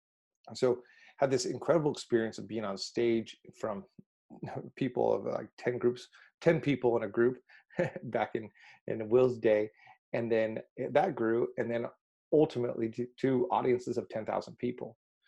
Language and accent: English; Mexico; So really going back to this, I grew up in Mexico and was really the proverbial fish out of water, did not fit in anywhere.